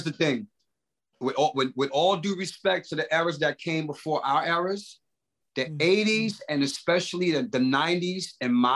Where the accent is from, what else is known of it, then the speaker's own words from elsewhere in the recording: New York City, New York, United States; the 90s for me growing up in Brooklyn